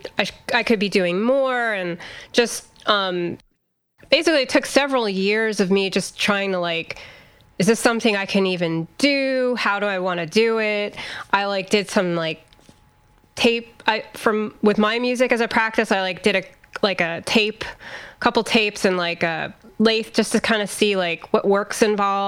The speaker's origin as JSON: {"language": "English", "region": "Pennsylvania", "country": "United States", "also_born_or_lived": "Los Angeles", "moved": "yes", "lives_now": "Virginia, United States", "said": "I'm from Pennsylvania"}